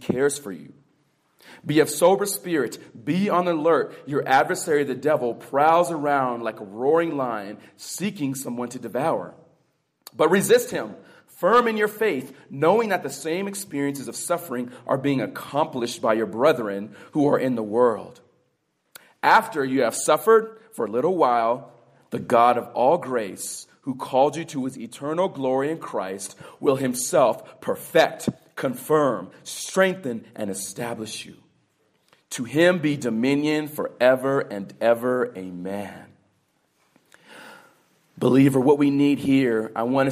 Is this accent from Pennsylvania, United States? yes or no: no; California, United States; I was raised in the California public school system